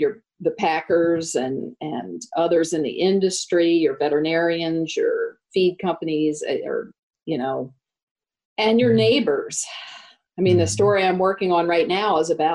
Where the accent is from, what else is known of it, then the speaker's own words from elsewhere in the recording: United States; as an American